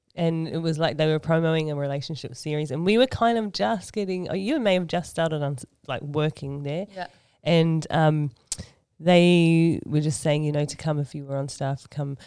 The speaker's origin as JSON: {"language": "English", "town": "Sydney", "region": "New South Wales", "country": "Australia", "tie": "born or raised there", "also_born_or_lived": "New Zealand", "accent": "Aussie", "moved": "as an adult", "lives_now": "Auckland, New Zealand", "said": "I was born and raised in Sydney, Australia, and um, lived there for um, most of my life"}